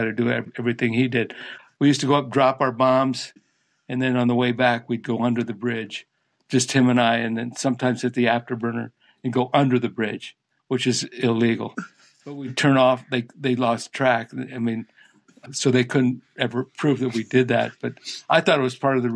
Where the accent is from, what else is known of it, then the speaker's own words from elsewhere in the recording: Barberton, Ohio, United States; I'm from Barberton